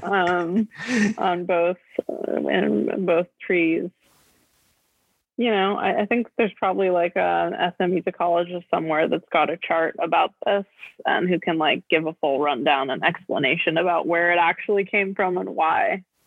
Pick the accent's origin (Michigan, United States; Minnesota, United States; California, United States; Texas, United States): California, United States; Los Angeles; I'm from Los Angeles